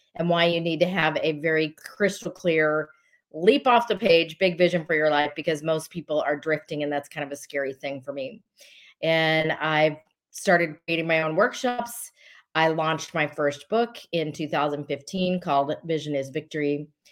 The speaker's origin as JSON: {"language": "English", "region": "Colorado", "country": "United States", "tie": "born or raised there", "said": "I'm originally from Colorado. Uh, I was not born there, but raised there"}